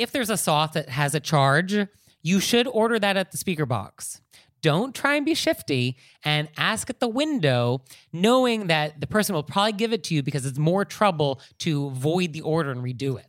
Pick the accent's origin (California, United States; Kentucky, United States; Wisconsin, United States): California, United States; a Californian myself, hardwired to think about earthquakes